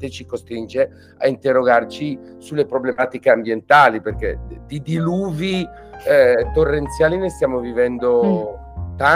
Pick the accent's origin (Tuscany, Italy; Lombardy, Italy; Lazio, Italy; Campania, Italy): Lombardy, Italy; Bergamo; now in Milan, Italy; ma ormai sono più bergamaschi di me che vivo a Milano